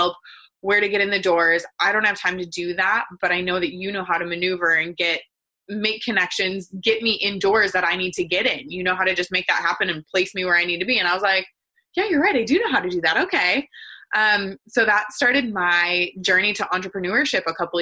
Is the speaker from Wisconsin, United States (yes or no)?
yes; Wisconsin, United States; now in San Diego, United States; I grew up in Wisconsin